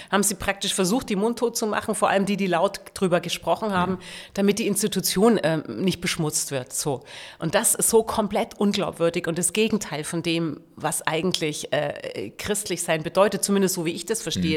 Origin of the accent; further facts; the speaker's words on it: Augsburg, Bavaria, Germany; moved away as an adult; also born or lived in Braunschweig; now in Berlin, Germany; ich komme aus Bayern, da bin ich geboren